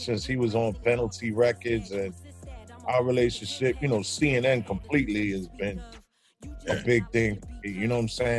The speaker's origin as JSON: {"language": "English", "region": "New York", "country": "United States", "also_born_or_lived": "Massachusetts", "moved": "as an adult", "lives_now": "Boston, United States", "said": "I'm from New York"}